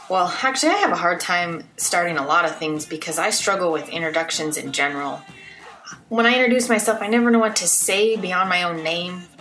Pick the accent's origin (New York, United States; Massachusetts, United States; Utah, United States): Utah, United States; Salt Lake City; I grew up in Salt Lake. I went to the same high school that my parents went to.